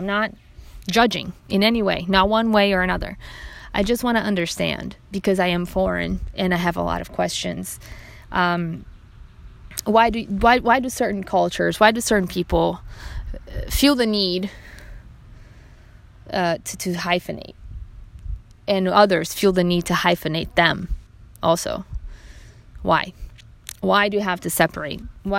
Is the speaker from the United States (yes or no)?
no; Brazil; moved away; they look at me and they see, you know, a white person, and then if I tell them I'm from Brazil, then oh no, then you're not white. No, I didn't cease to be, my blood did not change just because of where I was born.